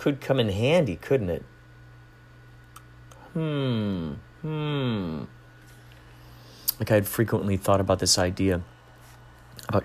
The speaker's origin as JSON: {"language": "English", "town": "Carol Stream", "region": "Illinois", "country": "United States", "tie": "born or raised there", "said": "Growing up in Carroll Stream"}